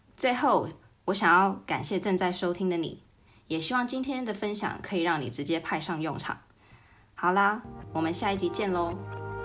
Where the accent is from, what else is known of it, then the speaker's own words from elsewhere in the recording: United Kingdom; moved away; 小时候在英国长大